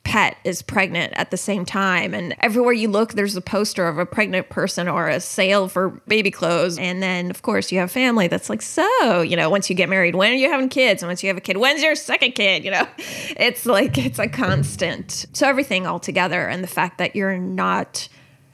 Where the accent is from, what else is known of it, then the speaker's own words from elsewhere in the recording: United States; I grew up in the American public school system